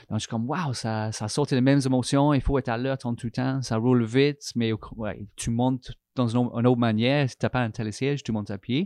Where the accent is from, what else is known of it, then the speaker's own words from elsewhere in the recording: England, United Kingdom; French is a second language; moved away as an adult; now in Canada; je suis anglais, Angleterre